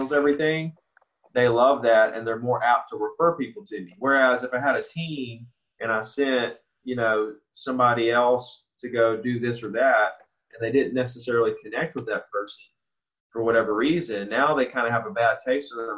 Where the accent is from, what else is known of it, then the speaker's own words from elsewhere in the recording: Orange Beach, Alabama, United States; I grew up right here in Orange Beach, Gulf Shores, Alabama.